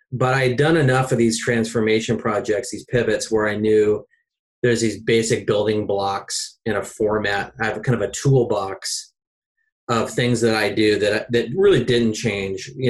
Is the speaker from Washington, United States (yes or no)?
yes; Seattle, Washington, United States; I'm from Seattle.